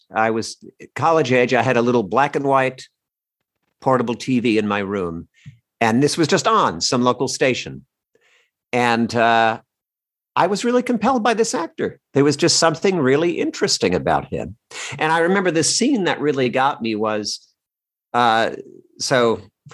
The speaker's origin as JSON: {"language": "English", "town": "Red Bank", "region": "New Jersey", "country": "United States", "tie": "born or raised there", "also_born_or_lived": "New York", "moved": "yes", "lives_now": "Los Angeles, United States", "said": "I grew up in New Jersey"}